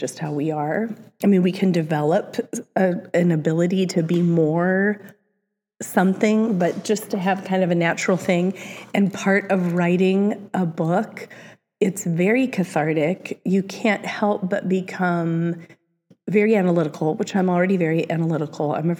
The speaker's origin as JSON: {"language": "English", "town": "Cedar Rapids", "region": "Iowa", "country": "United States", "tie": "born or raised there", "moved": "yes", "said": "the Cedar Rapids Gazette, which is my hometown"}